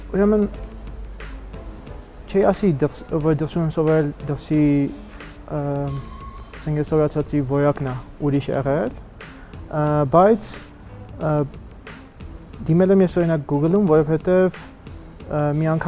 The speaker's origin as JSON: {"language": "Armenian", "country": "Netherlands", "tie": "born or raised there", "also_born_or_lived": "Armenia / Utrecht, Netherlands / Munich, Germany", "said": "ծնվել եմ Հայաստանում, բայց 6 տարեկանից դուրս ենք եկել Հայաստանից, գնացել ենք Հոլանդիա, Հոլանդիայում եմ մեծացել եւ Ուտրեխտի համալսարանում սովորել եմ։"}